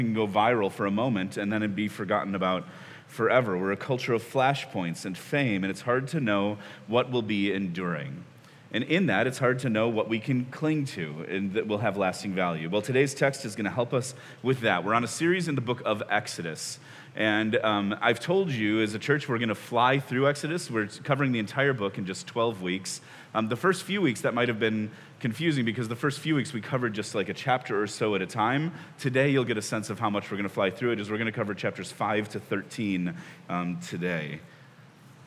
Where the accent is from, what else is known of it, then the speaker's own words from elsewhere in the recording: Chicago, Illinois, United States; now in Washington, D.C., United States; I grew up in Chicago